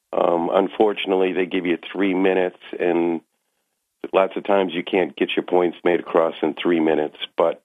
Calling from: Maine, United States; In Maine.

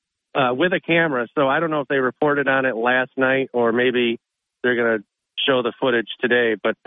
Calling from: Endicott, New York, United States; Our portion of Endicott is still without power.

